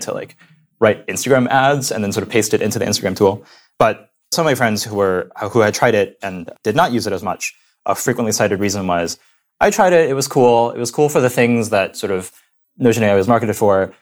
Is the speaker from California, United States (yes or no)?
no; Indiana, United States; moved away as an adult; also born or lived in San Francisco Bay Area; now in New York, United States; I grew up in Indiana, in the middle of nowhere, near Purdue University, a little suburb